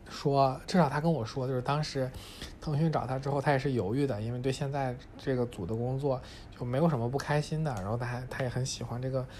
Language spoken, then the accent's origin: Chinese; China; 就是作为中国人朋友，我在这边也不太多